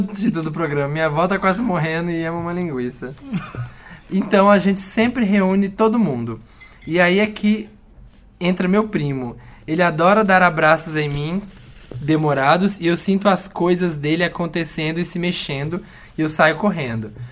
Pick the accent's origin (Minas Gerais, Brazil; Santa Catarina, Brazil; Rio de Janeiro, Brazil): Minas Gerais, Brazil; como bom mineiro que sou